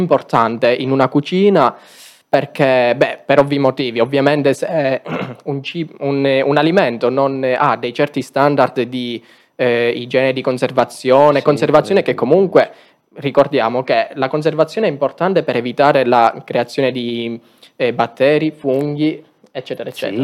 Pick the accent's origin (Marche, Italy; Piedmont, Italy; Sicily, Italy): Sicily, Italy; Aragona; Il mio è un paese molto piccolo in provincia di Agrigento